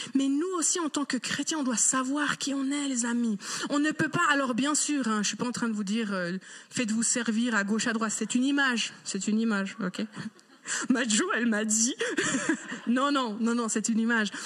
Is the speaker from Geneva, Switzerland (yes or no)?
yes; Geneva, Switzerland; j'ai grandi à Genève